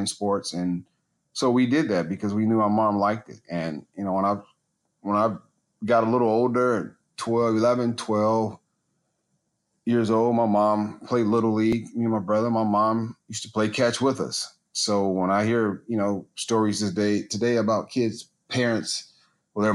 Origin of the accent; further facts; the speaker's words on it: Gary, Indiana, United States; Gary, where I grew up